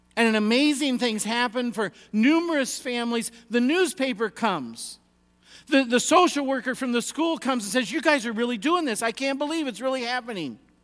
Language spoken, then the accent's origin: English; United States